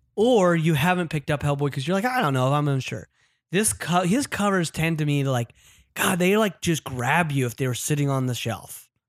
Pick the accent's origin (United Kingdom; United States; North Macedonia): United States; Utah; now in Los Angeles, United States; my home state, Utah